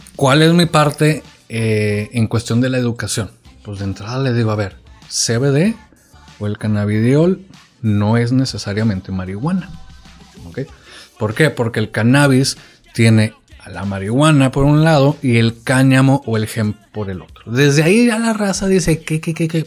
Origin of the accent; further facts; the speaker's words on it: Culiacán, Sinaloa, Mexico; also born or lived in Monterrey; yo soy de aquí de Culiacán